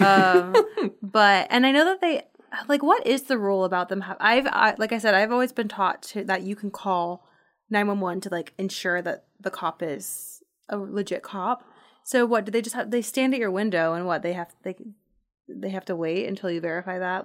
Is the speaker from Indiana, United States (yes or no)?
no; Portland, Oregon, United States; moved away; I'm from Portland.